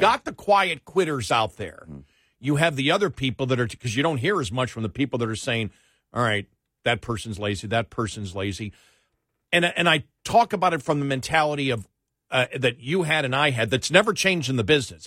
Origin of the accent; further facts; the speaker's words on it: Northeast, United States; I grew up in the Northeast